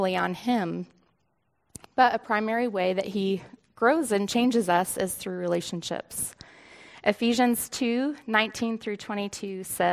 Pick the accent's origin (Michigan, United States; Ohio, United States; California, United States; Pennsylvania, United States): Pennsylvania, United States; Northeast; also born or lived in Pittsburgh, Pennsylvania; we moved to Northeast Pennsylvania, like 5 minutes from the New York border